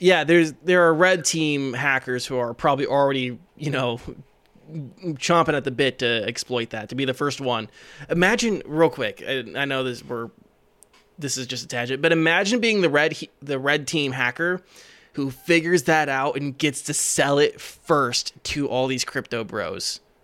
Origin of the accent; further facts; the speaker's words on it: Iowa, United States; me and Green are from Iowa